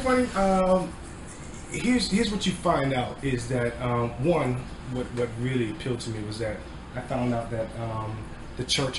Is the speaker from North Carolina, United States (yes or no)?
yes; North Carolina, United States; also born or lived in Connecticut; I am originally from North Carolina.